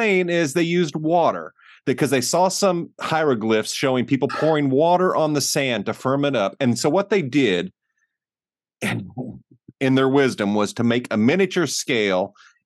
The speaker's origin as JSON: {"language": "English", "country": "United States", "tie": "born or raised there", "said": "growing up in the American school systems"}